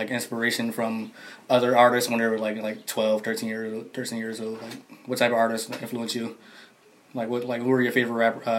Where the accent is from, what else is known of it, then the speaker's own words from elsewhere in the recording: Philadelphia, Pennsylvania, United States; Now growing up in Philadelphia